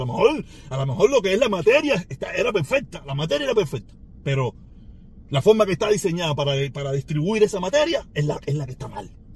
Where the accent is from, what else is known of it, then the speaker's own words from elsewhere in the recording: Cuba; moved away; nací en Cuba